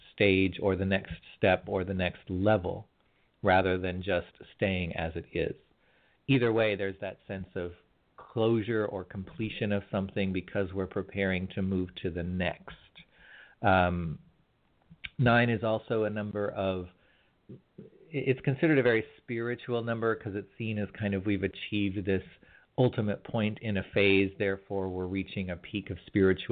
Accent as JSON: {"language": "English", "region": "California", "country": "United States", "said": "as a California boy"}